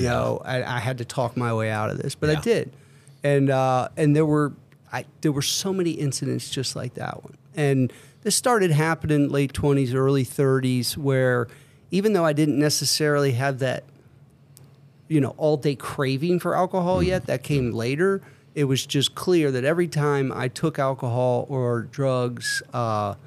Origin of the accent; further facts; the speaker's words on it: United States; I grew up in Montgomery County. I wasn't born here, but I grew up here for, you know, through my kind of formative years